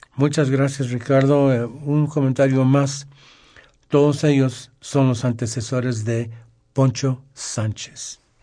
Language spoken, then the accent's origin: Spanish; Los Angeles, California, United States; moved away as an adult; now in Mexico; nacimos y nos formamos en Los Ángeles